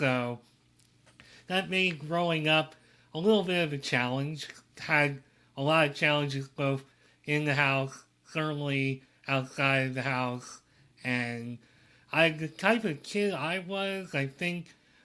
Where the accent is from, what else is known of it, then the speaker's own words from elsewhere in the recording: Reading, Pennsylvania, United States; I grew up in Reading, Pennsylvania during the 80s